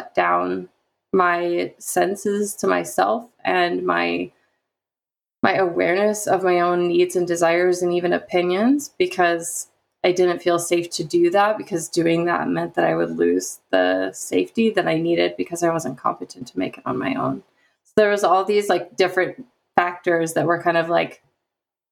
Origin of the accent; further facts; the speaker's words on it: the Midwest of the United States, United States; I grew up in the Midwest of the United States